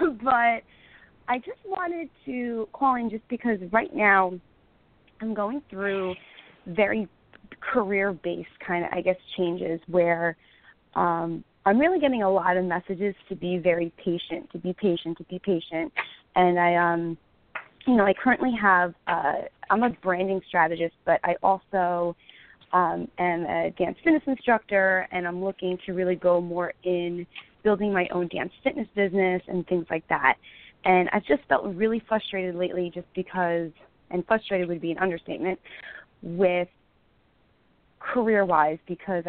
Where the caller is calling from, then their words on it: New York, United States; New York.